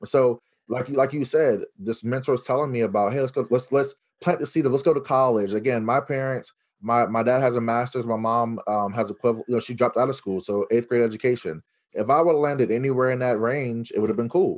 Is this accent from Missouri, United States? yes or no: no; Los Angeles, California, United States; I was born in Los Angeles, California